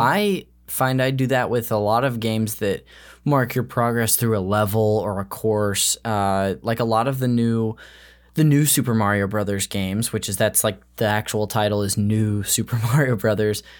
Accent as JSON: {"language": "English", "region": "California", "country": "United States", "tie": "born or raised there", "said": "I've lived in California my whole life"}